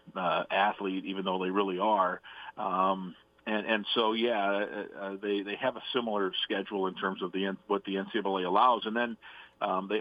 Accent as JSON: {"language": "English", "town": "Manchester", "region": "Iowa", "country": "United States", "tie": "born or raised there", "moved": "yes", "said": "That's my hometown"}